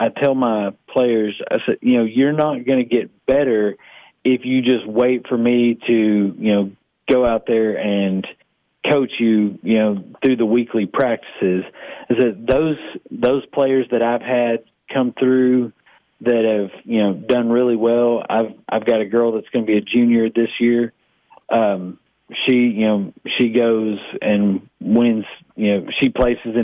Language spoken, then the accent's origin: English; Sparta, Tennessee, United States; I grew up in Sparta, Sparta native